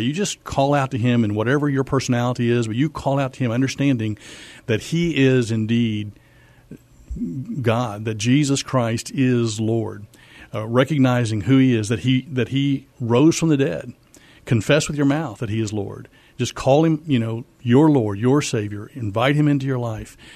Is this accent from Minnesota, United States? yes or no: no; Missouri, United States; moved away as an adult; also born or lived in Fort Worth, Texas; now in San Antonio, United States; Yeah, so I grew up in Missouri, actually